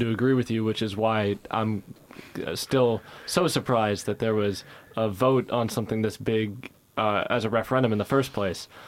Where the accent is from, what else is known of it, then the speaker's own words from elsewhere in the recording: United States; now in United Kingdom; being American